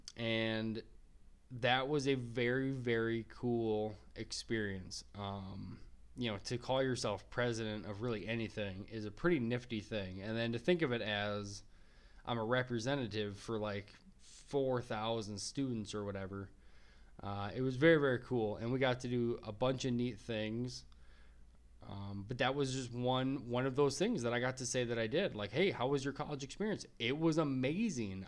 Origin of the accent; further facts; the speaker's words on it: Minnesota, United States; also born or lived in Wyoming; my home state of Minnesota